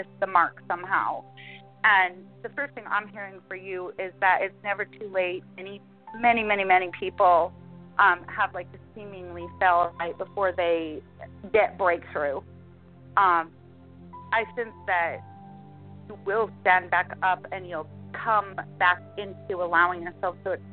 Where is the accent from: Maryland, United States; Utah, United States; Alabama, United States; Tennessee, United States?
Utah, United States; born and raised in Utah